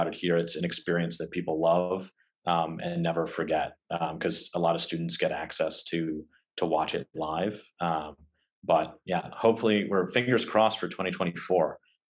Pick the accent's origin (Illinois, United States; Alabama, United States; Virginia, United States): Illinois, United States; Chicago; moved away as an adult; now in St. Louis, United States; I'm originally from Chicago and have spent the last couple of years here in St. Louis studying at WashU.